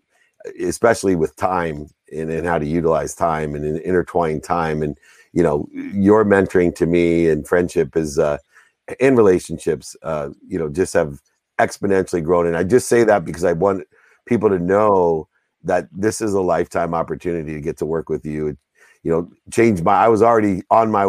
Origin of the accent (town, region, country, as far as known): San Diego, California, United States; born or raised there